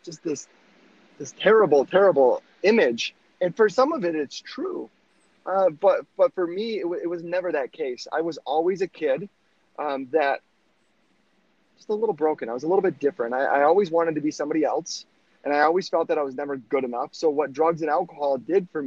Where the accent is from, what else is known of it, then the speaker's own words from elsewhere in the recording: Michigan, United States; I'm from Michigan